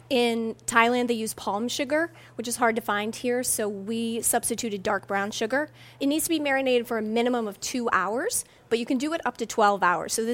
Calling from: Blandon, Pennsylvania, United States; Blandon, Pennsylvania.

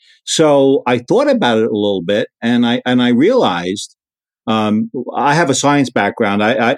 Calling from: Sarasota, Florida, United States; We're in the Sarasota, Florida area.

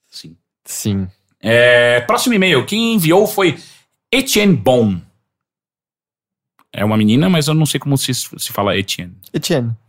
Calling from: Foz do Iguaçu, Paraná, Brazil; Tenho 25 anos, sou de Foz do Iguaçu, Paraná e faço faculdade de publicidade e propaganda.

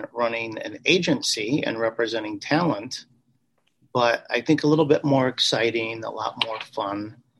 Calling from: Chicago, Illinois, United States; I'm actually calling from the States. Chicago, Illinois, is where I'm presently at right at this moment.

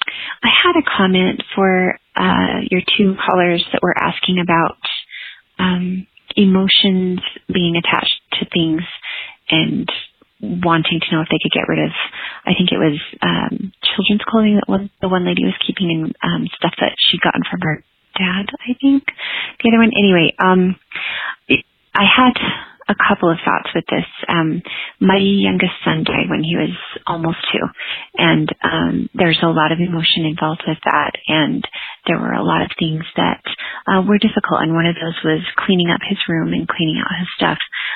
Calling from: Heber, Utah, United States; I'm calling from Heber, Utah

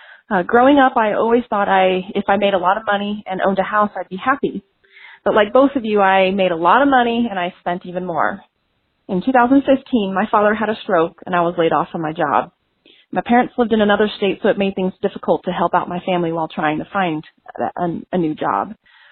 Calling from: Denver, Colorado, United States; I'm calling from Denver, Colorado.

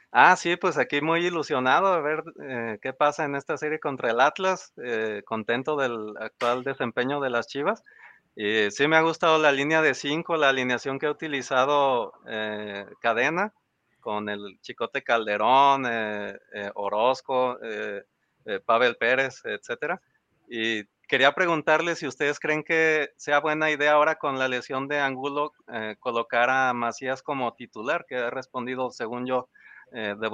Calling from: Guadalajara, Jalisco, Mexico; Hola, buenas noches. Eh … de Jardines del Bosque de Guadalajara.

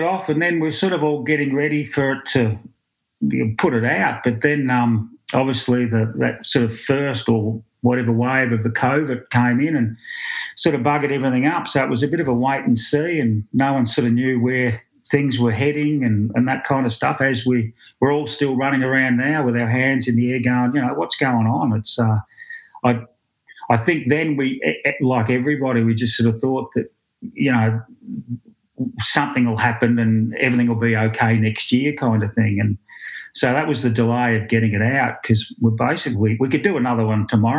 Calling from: Victoria, Australia; From the farm. I'm in the office at the farm, looking out the window, central Victoria.

